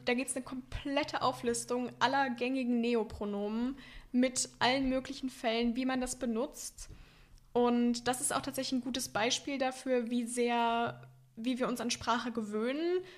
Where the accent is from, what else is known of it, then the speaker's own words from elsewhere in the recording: near Warstein, North Rhine-Westphalia, Germany; ich komme auch einfach aus dem Kaff.